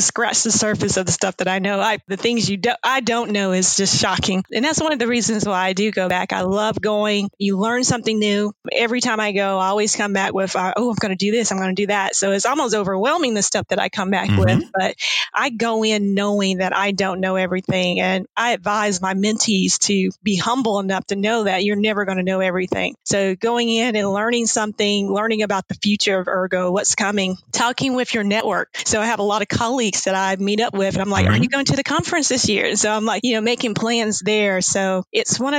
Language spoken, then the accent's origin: English; South Carolina, United States; accent: Southern; also born or lived in Colorado Springs; as you can tell from my accent, I am from the South. I'm from South Carolina.